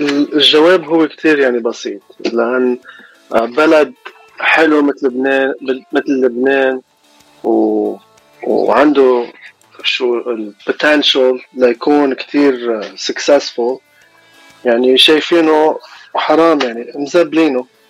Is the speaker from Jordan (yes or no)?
no; Los Angeles, California, United States; also born or lived in Mount Lebanon, Lebanon; أنا من لوس أنجلوس كاليفورنيا إلي إلي 26 سنة عايش هوني وعشت شوي بلبنان بالجبل